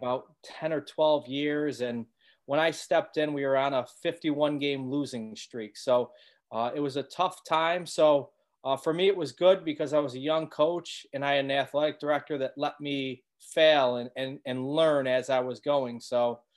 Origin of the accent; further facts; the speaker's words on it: Syracuse, New York, United States; I grew up in Syracuse, New York